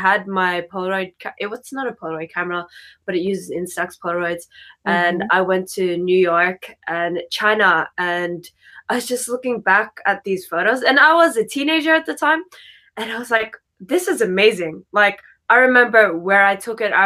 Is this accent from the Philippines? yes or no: yes; Philippines; also born or lived in Japan; I'm fully Filipino